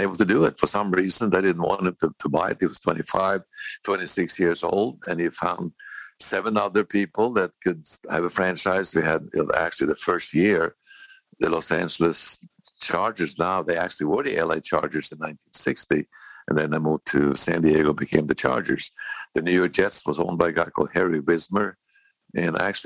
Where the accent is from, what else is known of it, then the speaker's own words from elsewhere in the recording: Norway; moved away; also born or lived in Bozeman, Montana / Kansas City; growing up in Norway